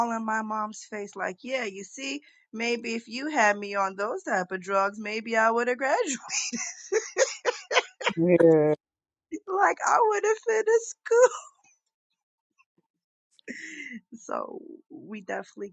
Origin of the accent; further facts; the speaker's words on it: Boston, Massachusetts, United States; I'm from the hood. I'm from the Berry